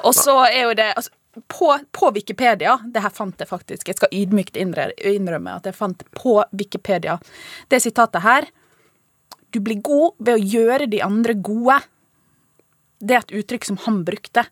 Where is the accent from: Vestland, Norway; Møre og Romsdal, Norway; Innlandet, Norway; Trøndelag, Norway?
Møre og Romsdal, Norway; Ålesund; jeg er fra Ålesund